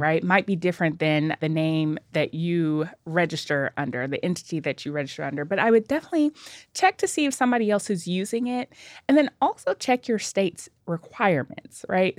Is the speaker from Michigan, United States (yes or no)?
no; Nashville, Tennessee, United States; I am a native Nashvilleian